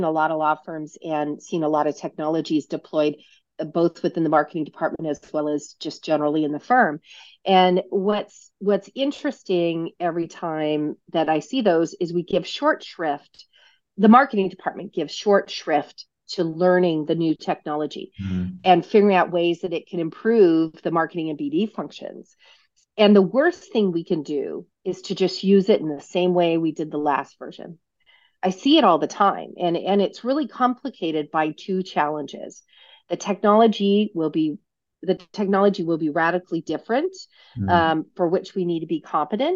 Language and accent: English; Reno, Nevada, United States; I'm from Reno, Nevada, probably one of the first people you've ever met from Reno, Nevada